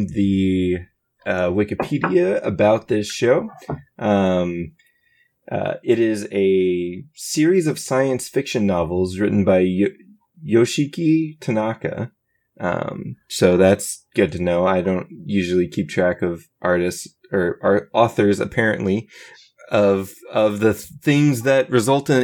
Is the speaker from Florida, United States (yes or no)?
no; Georgia, United States; I'm from Georgia